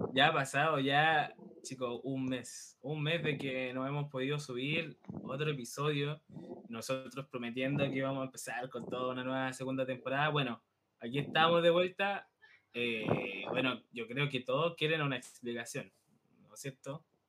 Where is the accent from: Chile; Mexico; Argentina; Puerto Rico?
Chile; Santiago, Santiago Metropolitan Region; moved away; yo soy de Santiago, yo nací en Santiago, que es la capital de Chile